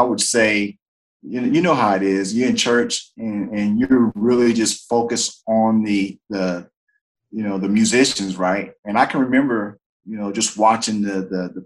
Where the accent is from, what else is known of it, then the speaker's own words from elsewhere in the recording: Greensboro, North Carolina, United States; I'm originally from Greensboro, North Carolina. Born and raised there